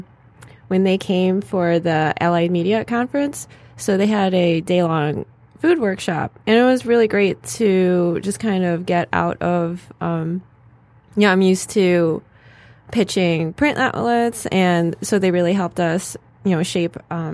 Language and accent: English; Chicago, Illinois, United States; now in Detroit, United States; I am originally from Chicago, but I've lived in Detroit for several years now.